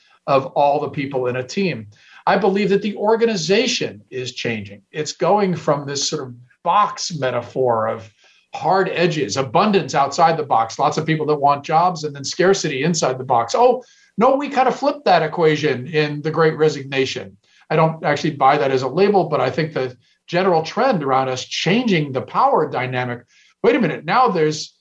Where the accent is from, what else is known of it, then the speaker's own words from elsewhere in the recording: Silicon Valley, California, United States; I'm from Silicon Valley